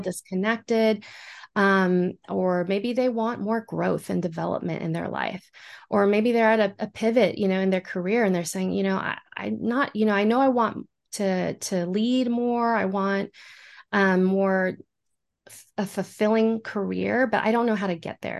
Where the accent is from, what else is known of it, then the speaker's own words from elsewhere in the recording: San Antonio, Texas, United States; I am from San Antonio, Texas